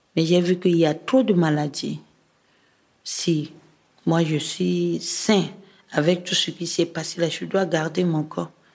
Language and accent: French; Bouca, Ouham, Central African Republic; now in Bangui, Central African Republic; dans mon village natal qui est Bouka. C'est dans la préfecture de Loam